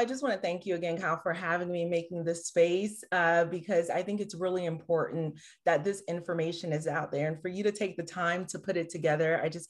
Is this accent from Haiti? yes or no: yes; Haiti; now in United States; I'm originally from Haiti, the poorest country in the Western Hemisphere, came to the U.S. By way of my mom and dad.